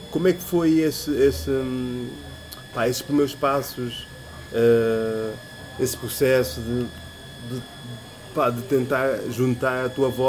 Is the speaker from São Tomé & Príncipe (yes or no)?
yes; São Tomé & Príncipe; born there; e curiosamente é o país onde eu nasci, estás a ver? São Tomé.